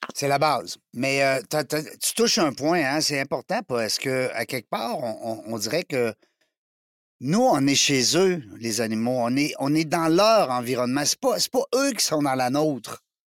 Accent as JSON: {"language": "French", "country": "Canada"}